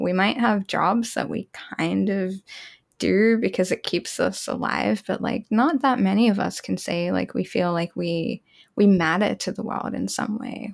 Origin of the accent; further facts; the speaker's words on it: Australia; I grew up in Australia